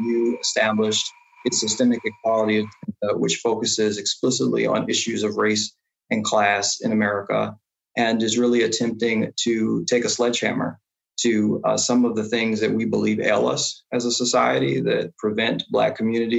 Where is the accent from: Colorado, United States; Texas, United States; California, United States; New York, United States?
New York, United States; New York City; I grew up in East Harlem in public housing, largely with my grandmother